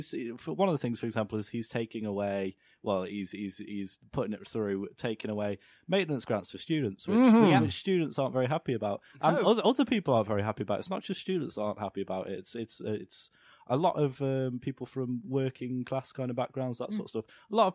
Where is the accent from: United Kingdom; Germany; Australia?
United Kingdom; but then I thought, I'm British, I'm not going to say that.